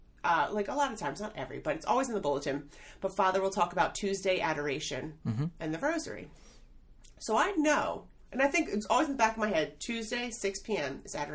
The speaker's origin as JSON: {"language": "English", "town": "Philadelphia", "region": "Pennsylvania", "country": "United States", "tie": "born or raised there", "moved": "as an adult", "lives_now": "Honey Brook, United States", "said": "I grew up in Northeast Philadelphia."}